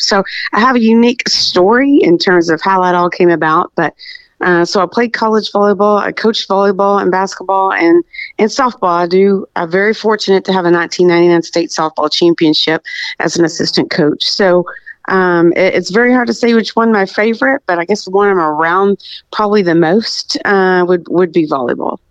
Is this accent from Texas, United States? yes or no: yes; Birdville ISD, Texas, United States; I was born and raised in Birdville ISD